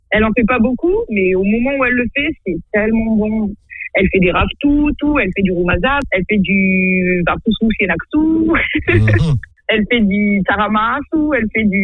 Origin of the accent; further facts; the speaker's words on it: Madagascar; now in France; c'est pas parce que je suis partie en France et que je ne reviens que Madagascar que je ne pense pas forcément, euh, je ne pense pas forcément à mon pays.